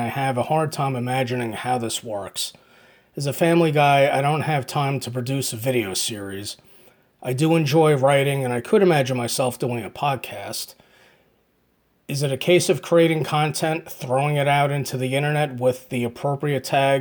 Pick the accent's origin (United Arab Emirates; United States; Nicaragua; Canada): United States; Hackettstown, New Jersey; I'm from Hackettstown, New Jersey, in the United States